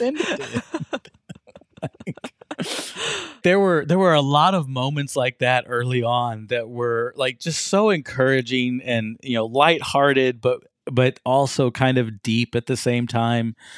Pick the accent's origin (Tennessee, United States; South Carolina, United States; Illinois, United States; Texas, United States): Texas, United States; Fort Worth; moved away as an adult; also born or lived in Oklahoma; now in Muskogee, United States; I grew up in Fort Worth, Texas